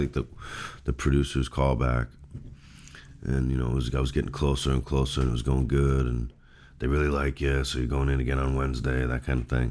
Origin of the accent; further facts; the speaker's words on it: Newton, Massachusetts, United States; I was born in Newton, Massachusetts